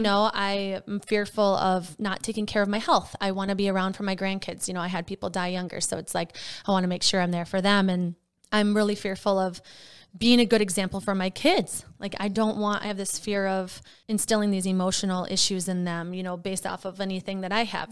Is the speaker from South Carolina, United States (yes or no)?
no; Wisconsin, United States; now in Minnesota, United States; I'm from Wisconsin